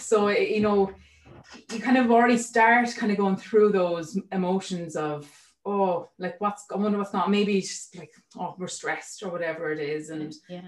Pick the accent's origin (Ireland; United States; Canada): Ireland; Waterford, Munster; moved away; I'm from Waterford, sorry, so I'm not local.